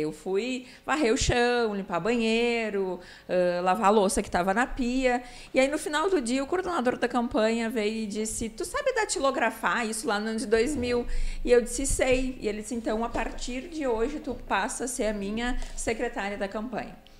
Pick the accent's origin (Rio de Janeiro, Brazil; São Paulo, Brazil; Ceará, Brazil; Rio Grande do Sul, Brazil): Rio Grande do Sul, Brazil; Novo Hamburgo; minha terra natal, que é Novo Hamburgo